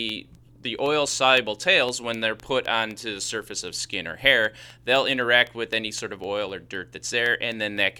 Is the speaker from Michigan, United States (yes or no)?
no; Chicago, Illinois, United States; accent: Chicago; that's just my Chicago accent